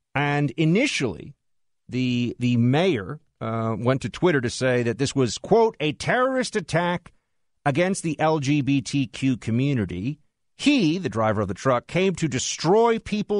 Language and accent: English; New York City, New York, United States; a New Yorker, born and raised in New York City